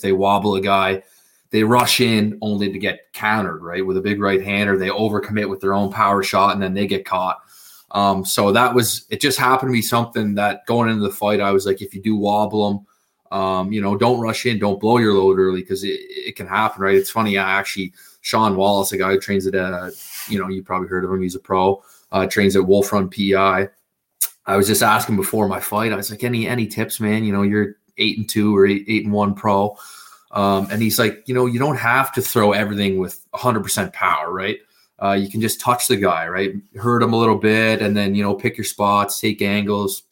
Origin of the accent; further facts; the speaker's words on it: South Rustico, Prince Edward Island, Canada; I'm from South Rustico PEI. It's this little kind of like beach town, like maybe, I don't know, 100 people live here